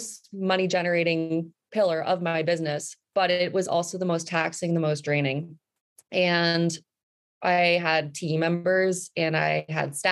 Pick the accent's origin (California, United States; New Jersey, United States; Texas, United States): New Jersey, United States; moved away; also born or lived in New York City / Fairfield County, Connecticut; I grew up in New Jersey